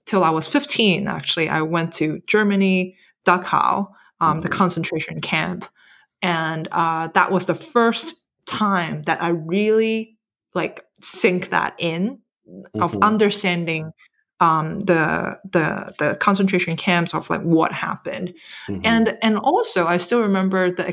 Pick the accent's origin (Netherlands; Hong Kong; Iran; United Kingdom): Hong Kong; I grew up in Hong Kong